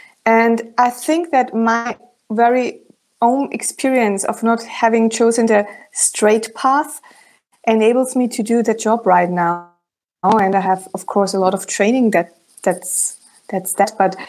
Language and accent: English; Germany; accent: German; first language German; English is a second language; In my original German accent, it would sound like